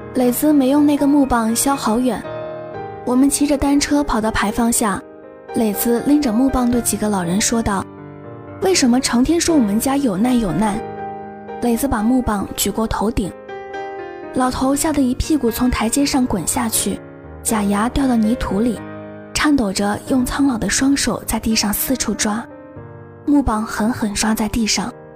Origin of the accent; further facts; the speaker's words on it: Changsha, Hunan, China; 我是长沙的嘛